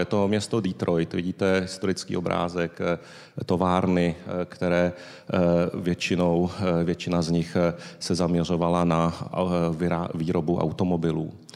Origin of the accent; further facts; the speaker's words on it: Tokyo, Japan; now in Prague, Czechia; Narodil jsem se v Tokiu